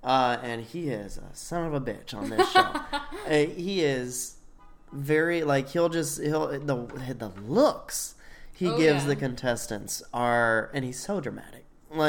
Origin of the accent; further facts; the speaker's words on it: the South, United States; I'm from the South.